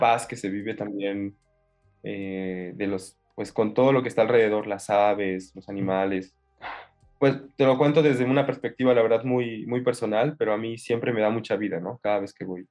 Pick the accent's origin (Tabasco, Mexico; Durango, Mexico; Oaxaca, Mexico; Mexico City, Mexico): Mexico City, Mexico; vengo de la Ciudad de México. Ahí, nací, crecí en esta gran en Gran Monstruo